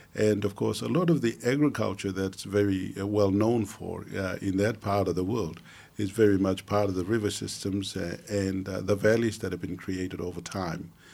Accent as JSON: {"language": "English", "town": "Mount Hagen", "region": "Western Highlands", "country": "Papua New Guinea", "tie": "born or raised there", "also_born_or_lived": "Australia", "said": "growing up in the Highlands"}